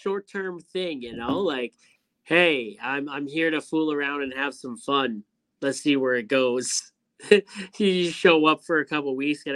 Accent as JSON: {"language": "English", "country": "Canada"}